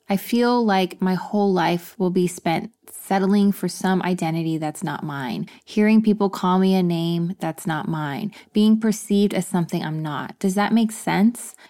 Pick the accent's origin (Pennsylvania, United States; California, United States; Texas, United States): Texas, United States; moved away; I grew up in Texas, so I'm used to the heat.